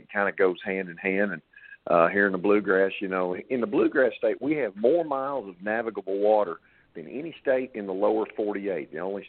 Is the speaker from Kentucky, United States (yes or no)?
yes; Paducah, Kentucky, United States; also born or lived in Murray, Kentucky; We moved from Murray, Kentucky into Paducah when I was about 6 or 7 years old. And that was in the early 70s